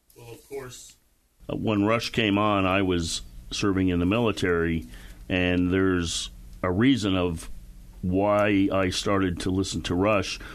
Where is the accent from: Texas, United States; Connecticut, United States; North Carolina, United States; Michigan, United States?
Connecticut, United States; moved away as an adult; also born or lived in Panama; I grew up outside New York in Connecticut